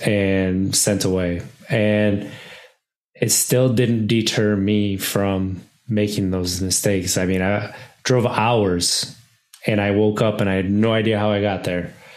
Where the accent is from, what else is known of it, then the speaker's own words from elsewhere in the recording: Wisconsin, United States; I grew up in Wisconsin my entire life, and I grew up in a small town